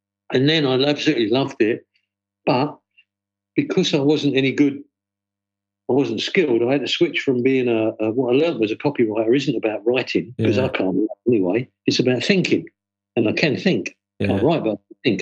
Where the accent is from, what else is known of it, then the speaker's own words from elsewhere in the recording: London, United Kingdom; moved away; also born or lived in New York; growing up in East London